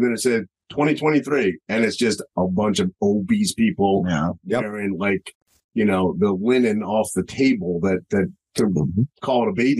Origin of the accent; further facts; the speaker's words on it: Maine, United States; I grew up in Maine.